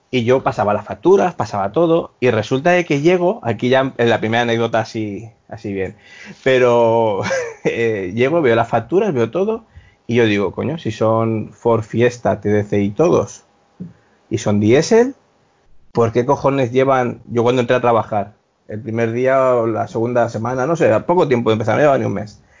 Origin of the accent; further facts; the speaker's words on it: Valencia, Valencian Community, Spain; Hola chicos, nada, pues … eh, soy de Valencia